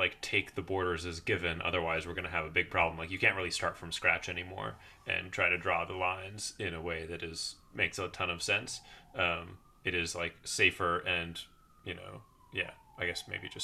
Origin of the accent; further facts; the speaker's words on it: United States; I as an American